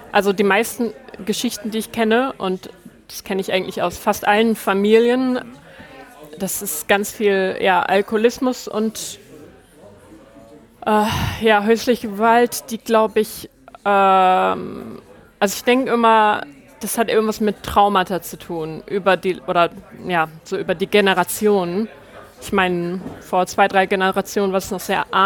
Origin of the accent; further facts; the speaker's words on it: Hamburg, Germany; teuer, aber ich komme halt aus Hamburg.